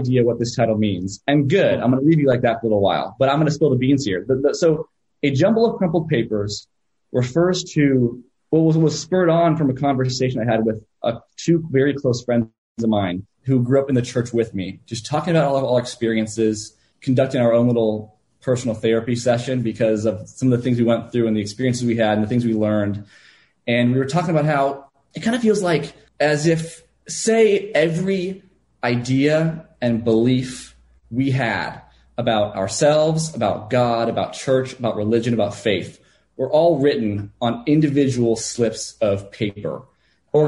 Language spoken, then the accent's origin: English; Los Angeles, California, United States; moved away as an adult; now in Austin, United States; But I'm originally from Los Angeles, California.